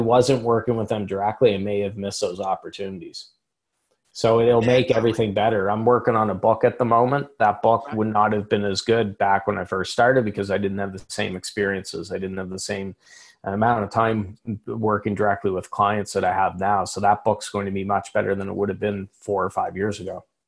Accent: Canada; I'm speaking as a Canadian

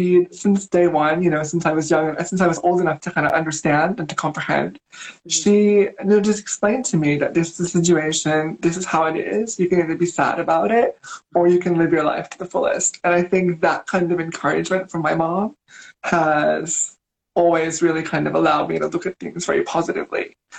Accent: Philippines; also born or lived in China / Korea / Thailand / Indonesia; And so I grew up in the Philippines, China. I did my college in Thailand, elementary school in Korea. And then I moved to Indonesia to work for 3 years. Then I moved here. So I've pretty much grown up in Asia my whole life.

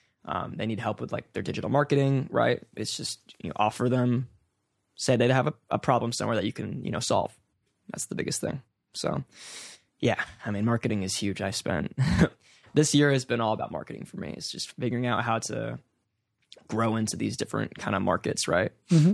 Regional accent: California, United States; because I grew up here, born and raised in the East Bay.

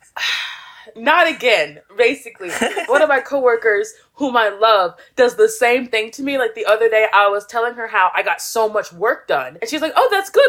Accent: southern Virginia, United States; moved away as an adult; also born or lived in Florida / Washington, DC area; now in Busan, South Korea; I was raised in like s- this small town in southern Virginia in the middle of nowhere

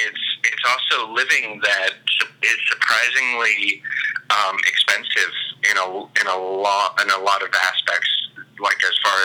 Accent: Fort Lauderdale, Florida, United States; moved away as an adult; also born or lived in Tallahassee; now in Crawfordville, United States; I was raised in Fort Lauderdale.

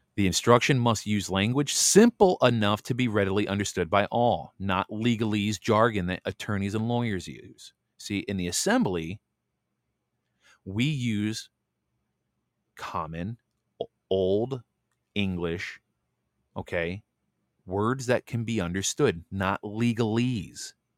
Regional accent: United States; I'm just a American man

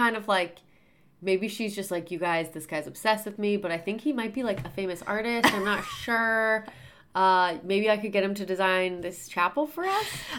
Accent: Indiana, United States; the one I grew up in Indiana

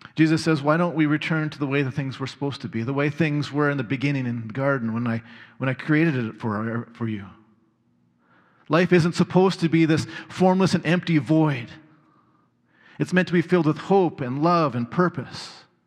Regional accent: Red Deer, Alberta, Canada; growing up in Red Deer

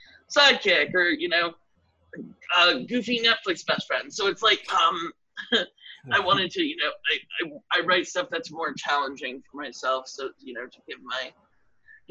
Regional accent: Washington, District of Columbia, United States; moved away; also born or lived in New York City; I grew up in D.C.

